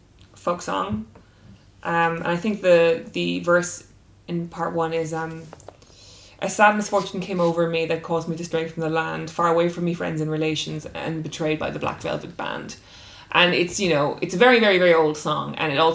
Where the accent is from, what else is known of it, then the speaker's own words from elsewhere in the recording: Cork, Munster, Ireland; when I was growing up in Cork.